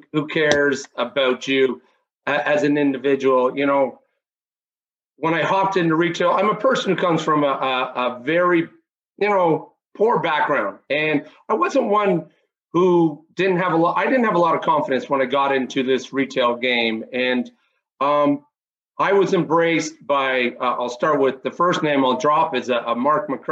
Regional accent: Canada; we would have been taught growing up in Canada

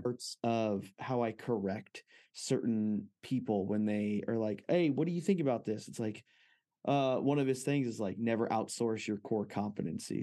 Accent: Fresno, California, United States; I grew up in Fresno, California

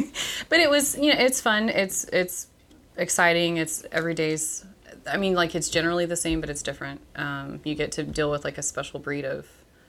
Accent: East Texas, United States; moved away as an adult; now in Bryan, United States; I grew up in East Texas. I moved here for college.

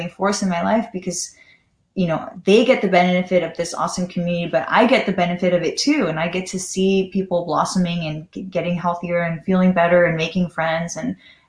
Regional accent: Los Angeles, California, United States; growing up in Los Angeles, I was that hard partying, drinking all the time

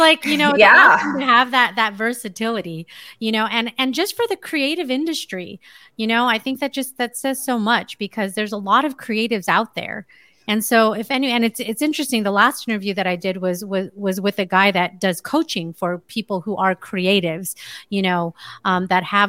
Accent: California, United States; now in Las Vegas, United States; I live in Las Vegas. I'm from California

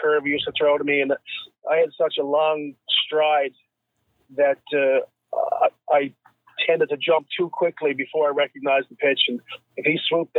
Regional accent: Bay Roberts, Newfoundland and Labrador, Canada; growing up as a young man in Bay Roberts, which is my hometown.

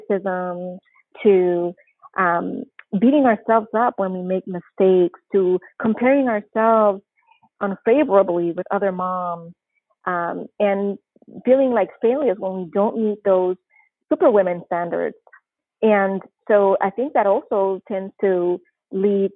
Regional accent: Panama; moved away as an adult; also born or lived in New Jersey / Missouri / California; now in Oregon, United States; I'm originally from Panama, born and raised, and as of March this year, I will have been living in the United States for 30 years

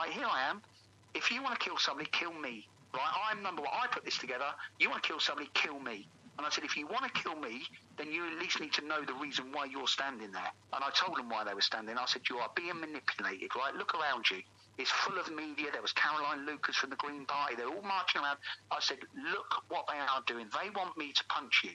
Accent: High Wycombe, South East England, United Kingdom; I'm a guy from High Wycombe, from a council estate in Wycombe, who grew up in a very multicultural society.

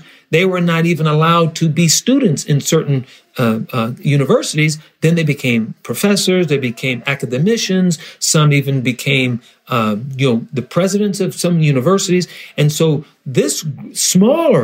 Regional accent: Detroit, Michigan, United States; moved away as an adult; now in Israel; we're from Detroit

